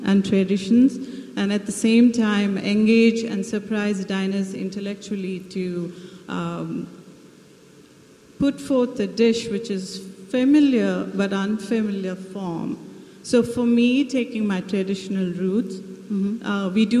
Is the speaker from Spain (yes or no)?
no; South India, India; English is a second language; moved away as an adult; now in United States; Yes, I'm from India, southern India. I come from a plantation background. We grow coffee and got married, moved to the U.S. Here I am.